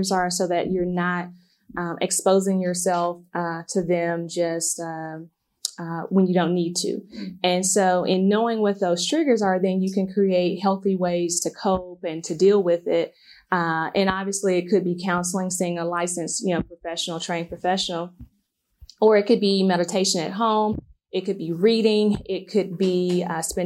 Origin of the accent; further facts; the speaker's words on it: Memphis, Tennessee, United States; growing up in South Memphis